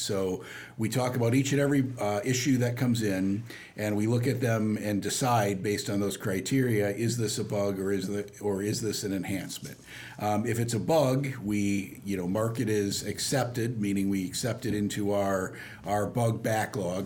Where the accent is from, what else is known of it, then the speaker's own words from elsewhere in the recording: Dubuque, Iowa, United States; also born or lived in St. Louis, Missouri; I was born in St. Louis, Missouri, not too far from Carlinville here, but actually grew up in Dubuque, Iowa